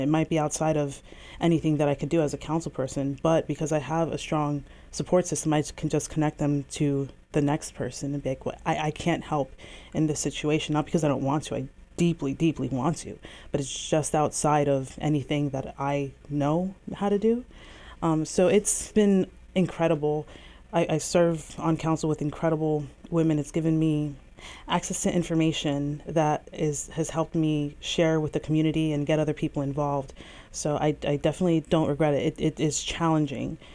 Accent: Bethlehem, Pennsylvania, United States; also born or lived in Virginia / Hawaii; I was born and raised on the South Side

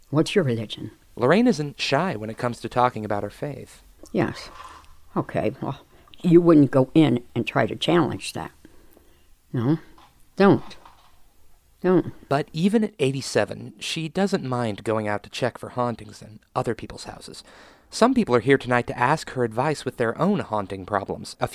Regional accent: Cincinnati, Ohio, United States; We're actually from Cincinnati, Ohio. We drove up specifically to do this.

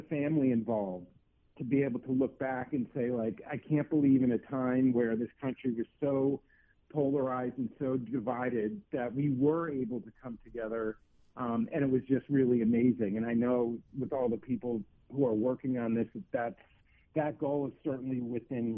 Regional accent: East Coast, United States; moved away as an adult; also born or lived in Missouri / Colorado; I grew up on the East Coast. I went to college in Missouri. I spent a long time in Colorado

